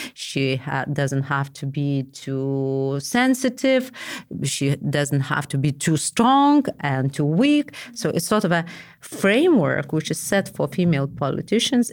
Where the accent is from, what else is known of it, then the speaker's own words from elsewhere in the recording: Vilnius, Vilnius County, Lithuania; I was from Vilnius.